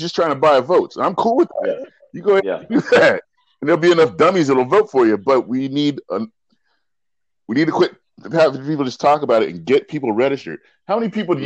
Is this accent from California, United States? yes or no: no; Pennsylvania, United States; I'm from Pennsylvania, man. I'm from Pennsylvania